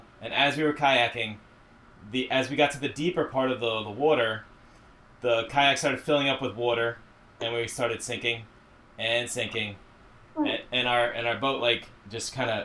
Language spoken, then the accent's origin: English; Long Island, New York, United States; I've only grown up on Long Island